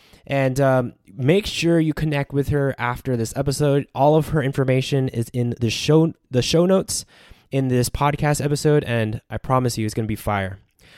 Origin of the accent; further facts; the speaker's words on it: United States; I was born and raised. So my parents are, like, they were born and raised in the Philippines.